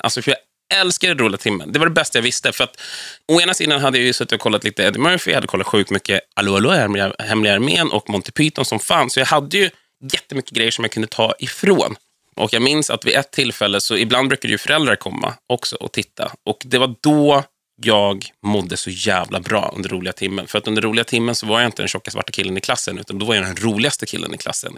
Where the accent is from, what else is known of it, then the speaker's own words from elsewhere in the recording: Vallentuna, Stockholm County, Sweden; also born or lived in Danderyd / Täby; Och sen flyttade vi till Vallentuna, som jag anser vara min hemkommun och ort. Så att där växte jag upp fram och bodde kvar tills jag var 23